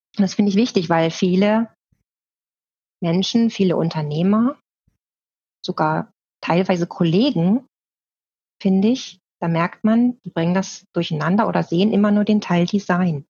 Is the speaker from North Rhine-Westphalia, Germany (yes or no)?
yes; Bergisch Gladbach, North Rhine-Westphalia, Germany; also born or lived in northern Germany / Hildesheim; now in Leonberg, Germany; ich komme nämlich auch aus Nordrhein-Westfalen. Ja. Ähm, aber nicht aus dem Ruhrgebiet, so wie du, sondern aus Bergisch Gladbach